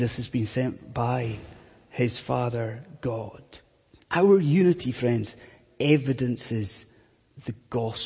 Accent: Scotland, United Kingdom; I'm from Scotland

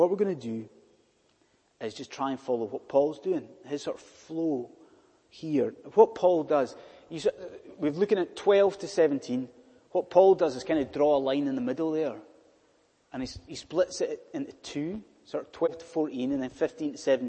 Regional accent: United Kingdom; being British

